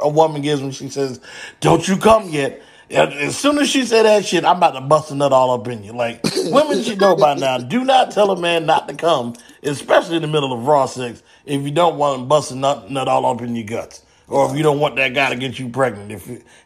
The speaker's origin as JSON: {"language": "English", "region": "New Jersey", "country": "United States", "said": "I'm from Jersey"}